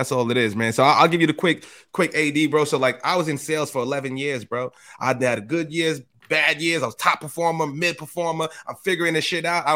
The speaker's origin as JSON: {"language": "English", "town": "New York City", "region": "New York", "country": "United States", "said": "from the Bronx"}